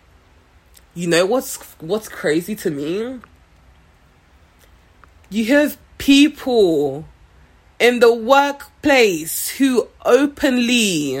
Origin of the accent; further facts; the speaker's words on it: Nigeria; also born or lived in London; now in Seattle, United States; I am originally from Nigeria. Spent a few years in London, then moved to Seattle about 3-4 years ago